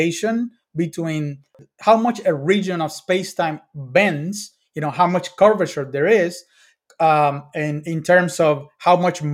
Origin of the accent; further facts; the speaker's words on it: Cuba; I grew up in Cuba